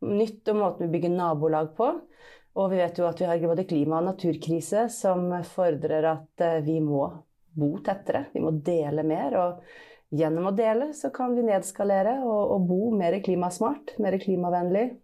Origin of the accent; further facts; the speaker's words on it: Bergen, Vestland, Norway; Men ellers men... føler jeg eh, meg som bergenser, da, selv om jeg ikke høres sånn ut.